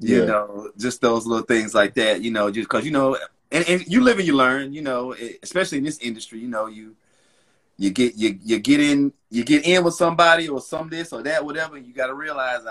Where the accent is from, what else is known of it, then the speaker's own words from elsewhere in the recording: Charlotte, North Carolina, United States; Born and raised in Charlotte, North Carolina